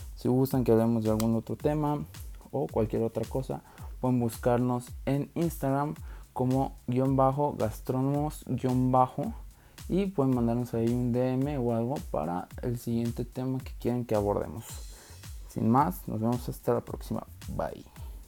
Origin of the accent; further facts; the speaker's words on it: Mexico; en nuestro país, que yo creo que todos agradecemos que vaya creciendo toda la gastronomía en México